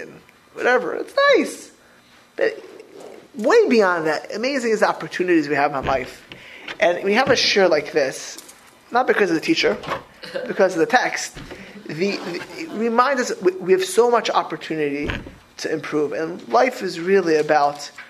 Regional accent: Florida, United States; I grew up in Florida

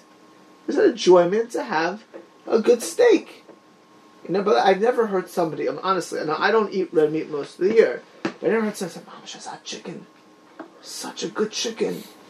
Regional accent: Miami Beach, Florida, United States; also born or lived in Lakewood / New York; I never heard it ever did I hear it my whole life in Eretz Yisrael, where I grew up in Miami Beach, or in Lakewood, or when I lived in New York.

